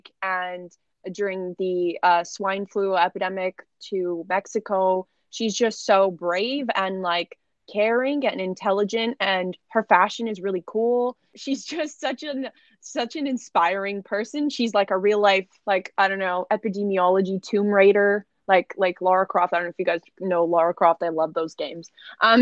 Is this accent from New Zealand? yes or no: yes; New Zealand; I'm actually from New Zealand